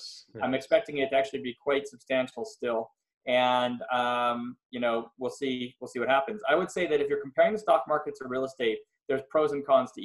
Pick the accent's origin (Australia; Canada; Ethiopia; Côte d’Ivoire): Canada; Montreal, Quebec; moved away as an adult; also born or lived in Philadelphia, United States; now in Los Angeles, United States; I'm from Montreal, Canada, originally. I moved to the US in 98